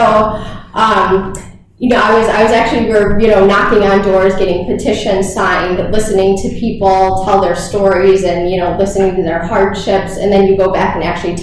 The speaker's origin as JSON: {"language": "English", "town": "Syracuse", "region": "New York", "country": "United States", "tie": "born or raised there", "also_born_or_lived": "Hawaii", "said": "I am from the Syracuse area. I went to Bishop Ludden for high school, and then actually went to Syracuse University for undergrad"}